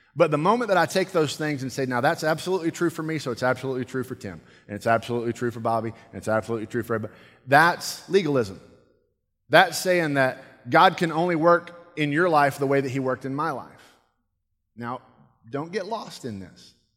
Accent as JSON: {"language": "English", "country": "United States", "said": "I'm American"}